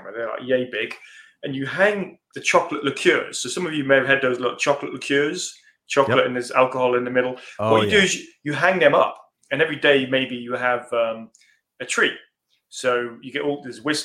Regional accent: Norwich, East of England, United Kingdom; moved away as an adult; also born or lived in Wisconsin; now in United States; I was born in Norwich

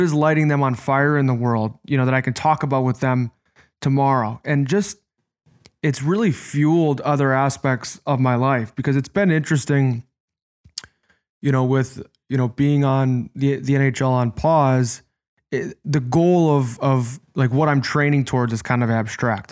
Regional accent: Chicago, Illinois, United States; I'm from Chicago, so I grew up in our youth hockey city

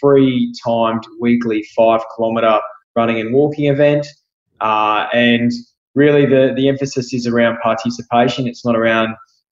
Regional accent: Brisbane, Queensland, Australia; moved away as an adult; also born or lived in London, United Kingdom; I grew up in Brisbane originally. And then in my early 20s, moved to London, which was 2001, and I lived there for 10 years.

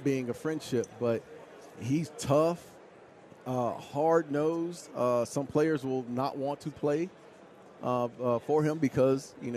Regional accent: Phoenix, Arizona, United States; I'm from the Valley anyway, right? So I'm from Phoenix.

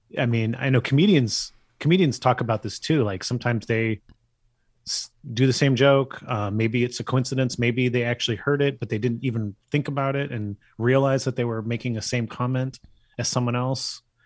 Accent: Bay Area, California, United States; I'm from the Bay Area

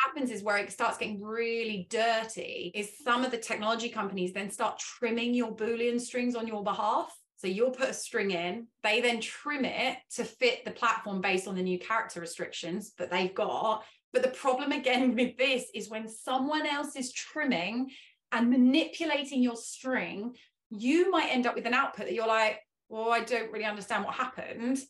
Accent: England, United Kingdom; first language English; I am English, that is my native language

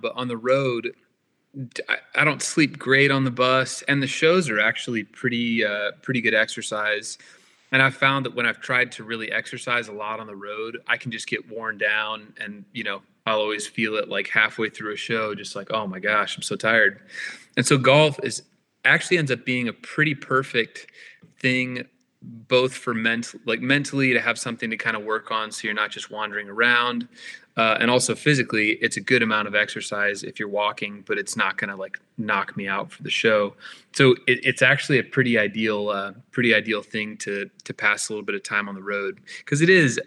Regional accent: Tulsa, Oklahoma, United States; Tulsa was a lovely place to grow up

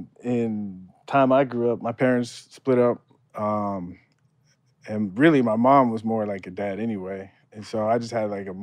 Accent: San Diego, California, United States; Growing up in San Diego watching Tony Gwynn, I thought I was going to be like the next Tony Gwynn.

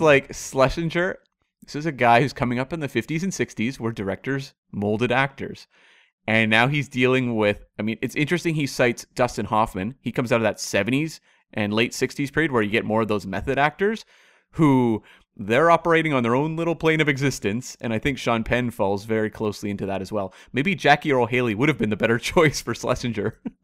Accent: Canada; in Canada we know, but we're part of the Commonwealth

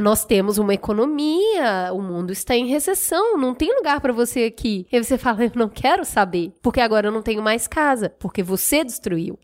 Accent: Minas Gerais, Brazil; eu que sou mineira

